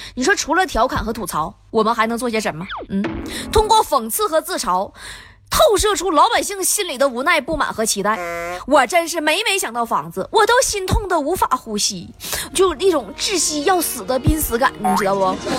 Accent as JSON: {"language": "Chinese", "town": "Tieling", "region": "Liaoning", "country": "China", "said": "对于我这个铁岭人来说"}